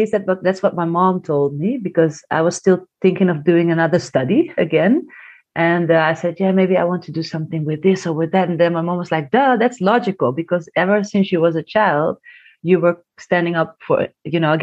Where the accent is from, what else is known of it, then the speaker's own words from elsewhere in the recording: Amsterdam, North Holland, Netherlands; I was born and raised in Amsterdam